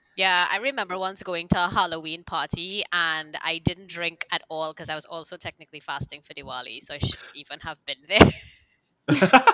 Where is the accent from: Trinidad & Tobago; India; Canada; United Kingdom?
Trinidad & Tobago; I'm also from Trinidad and Tobago.